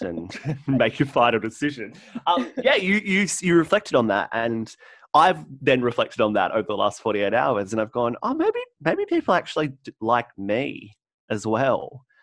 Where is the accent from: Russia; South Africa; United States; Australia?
Australia; Central Coast, New South Wales; the Central Coast, in my hometown